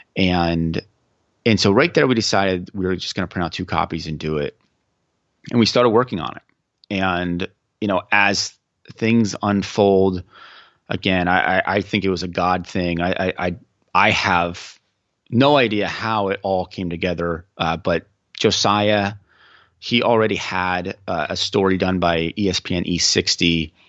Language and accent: English; Central Pennsylvania, United States; I'm from the Central Pennsylvania region